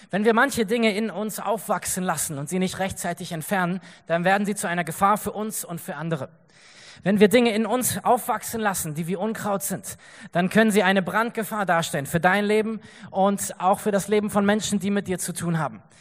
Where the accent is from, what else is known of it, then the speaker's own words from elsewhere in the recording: Germany; wir haben gesagt, wir kommen einfach als Christen aus Deutschland, wir wollen irgendwas helfen, was können wir tun?